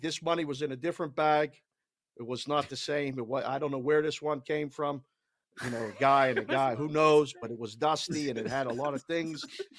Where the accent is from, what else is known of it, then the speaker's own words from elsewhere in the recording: Pittsburgh, Pennsylvania, United States; moved away; So everybody knew that I was from Pittsburgh, and I maybe sound like it a little bit. Some people would say I have an accent.